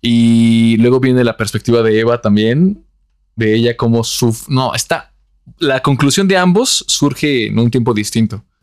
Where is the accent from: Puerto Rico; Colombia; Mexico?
Colombia; Antioquia; Soy muy paisa.